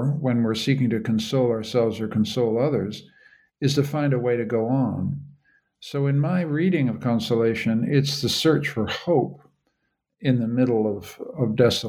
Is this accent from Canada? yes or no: yes; Canada; Well, Caleb, I'm a Canadian.